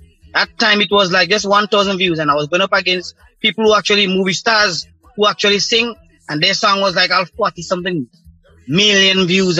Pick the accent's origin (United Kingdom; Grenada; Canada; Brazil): Grenada; Saint David; I'm from St. David. Vincent in St. David.